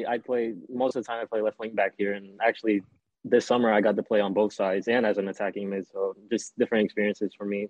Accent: McDonough, Georgia, United States; Well, I played back at my hometown in McDonough with the Georgia Revs in the NPSL.

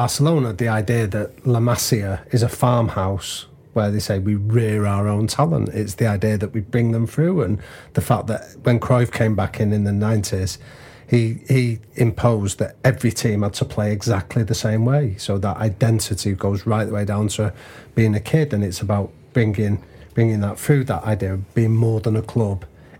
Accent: Liverpool, North West England, United Kingdom; I'm Liverpool first, then I'm English.

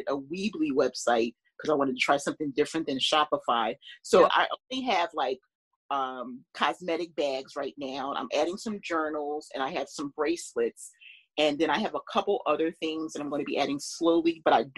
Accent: Philadelphia, Pennsylvania, United States; I grew up in Philadelphia

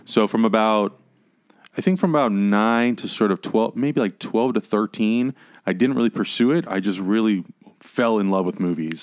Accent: San Diego, California, United States; moved away as an adult; now in Los Angeles, United States; I was born in San Diego

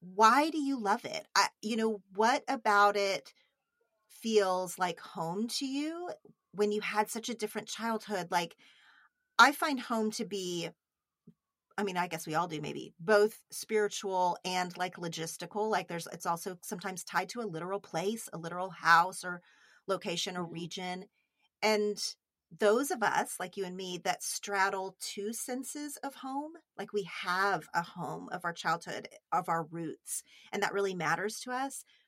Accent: Oklahoma, United States; moved away

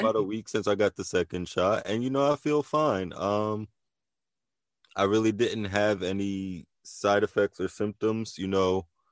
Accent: New Jersey, United States; also born or lived in Philadelphia, Pennsylvania; I spent a lot of time in Philly. So, you know, Jersey, Philly is definitely an area that, you know, I, I consider a hometown

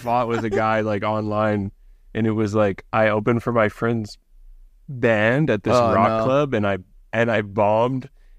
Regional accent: Vancouver, British Columbia, Canada; because I'm from Vancouver

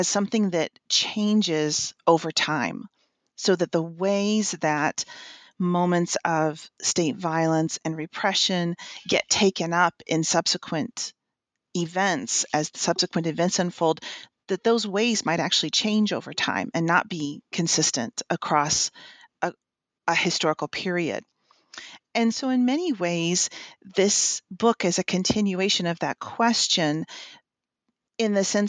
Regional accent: Texas, United States; now in Indiana, United States; I am originally from West Texas, and I went to school in the Midwest and have worked for a few years in South Carolina, in the St. Louis area, and now in Indiana.

